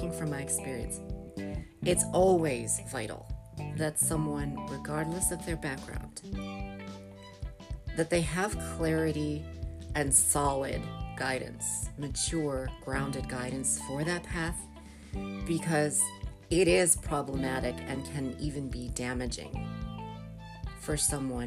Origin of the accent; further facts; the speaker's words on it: United States; born and raised in America